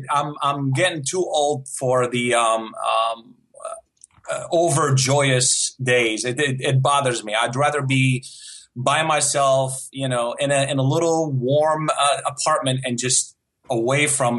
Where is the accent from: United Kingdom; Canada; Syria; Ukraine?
Syria; first language Arabic; English is a second language; also born or lived in United Arab Emirates; It's funny because I wasn't born in Syria. Syria is, my first language is Arabic.